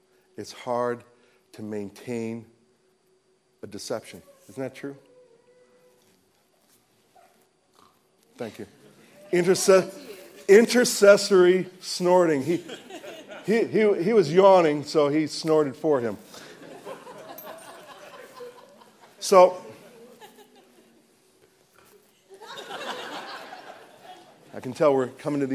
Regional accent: United States; I'm an American

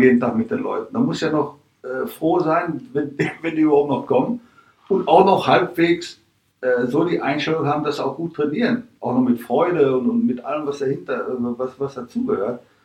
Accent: Dortmund, North Rhine-Westphalia, Germany; moved away as an adult; also born or lived in Vienna, Austria; now in Mönchengladbach, Germany; meine Heimatstadt, da wo ich als Kind in der Kurve saß oder stand

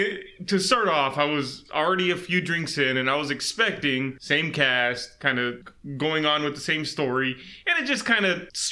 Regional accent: South Texas, United States; Growing up in South Texas

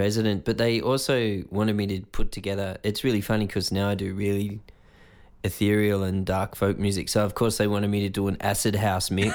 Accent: Greystanes, New South Wales, Australia; In a place called Greystanes, which is kinda in between Blacktown and Balkham Hills, kinda suburban.

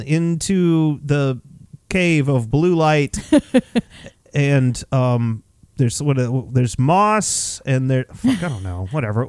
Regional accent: the South, United States; I grew up in the South

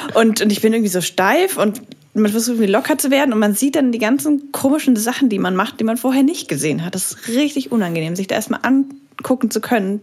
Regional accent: Nuremberg, Bavaria, Germany; moved away; ich komme aus Nürnberg

